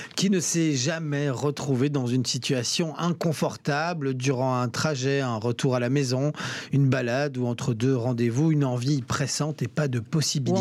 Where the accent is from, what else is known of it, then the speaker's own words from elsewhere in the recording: Belgium; venus s'établir ici chez nous en Belgique